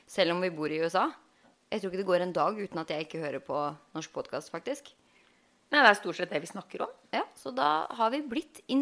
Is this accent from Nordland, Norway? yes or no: no; Halden, Østfold, Norway; moved away as an adult; now in Los Angeles, United States; Jeg er jo opprinnelig fra Halden